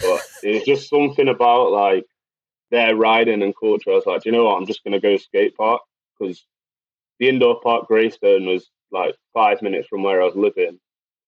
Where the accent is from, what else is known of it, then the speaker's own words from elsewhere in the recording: Macclesfield, North West England, United Kingdom; also born or lived in Manchester; So Macclesfield, born and bred. I've actually moved back to Macclesfield on the end of December.